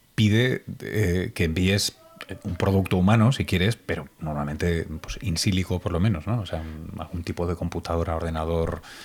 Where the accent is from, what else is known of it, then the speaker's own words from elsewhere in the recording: Spain; como español